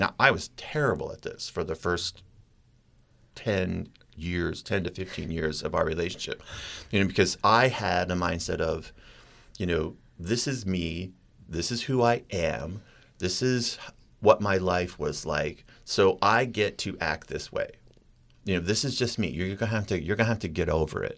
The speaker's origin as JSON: {"language": "English", "region": "Maine", "country": "United States", "tie": "born or raised there", "moved": "yes", "said": "I was so born and raised in Maine"}